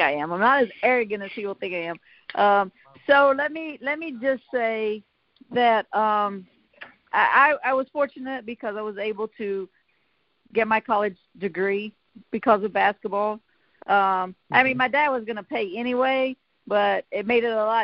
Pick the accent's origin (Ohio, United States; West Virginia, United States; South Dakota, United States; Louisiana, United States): West Virginia, United States; southern; I am truly the coal miner's daughter from a very small town of about 500 people in southern West Virginia, a coal mining town.